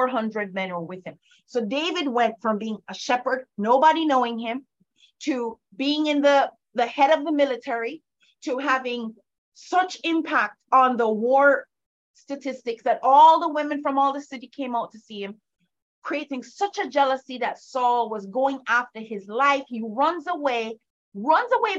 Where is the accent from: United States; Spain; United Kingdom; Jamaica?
Jamaica; moved away; I grew up in Jamaica, and my father was somewhat of a celebrity in that country